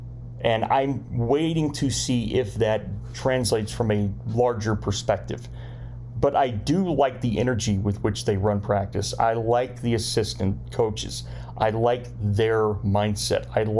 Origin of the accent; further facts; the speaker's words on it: Spartanburg, South Carolina, United States; they'll be back next year in Spartanburg, it looks like. And that's a good thing, because that's my hometown.